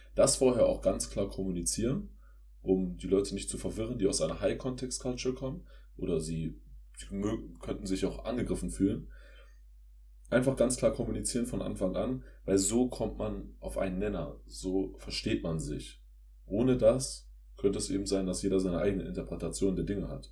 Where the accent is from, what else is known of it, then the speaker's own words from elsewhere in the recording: Germany; als Deutscher